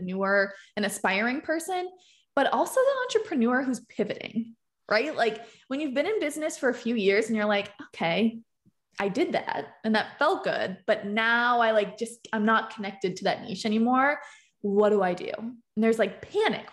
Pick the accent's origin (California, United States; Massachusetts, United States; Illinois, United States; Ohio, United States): Massachusetts, United States; Boston; I'm from Boston